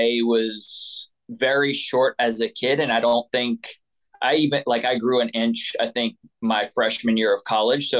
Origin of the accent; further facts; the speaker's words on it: New Orleans metro area, Louisiana, United States; I am originally from the New Orleans metro area, a little bit south of the city. So we were pretty rural, like a town of 10,000 people.